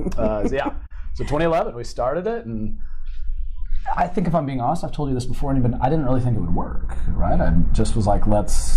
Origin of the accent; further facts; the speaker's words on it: Arizona, United States; moved away; I'm from Arizona originally